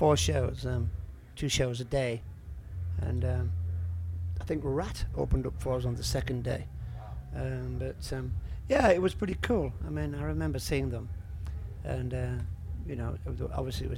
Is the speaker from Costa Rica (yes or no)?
no; Yorkshire and the Humber, United Kingdom; moved away as an adult; now in France; I'm from West Yorkshire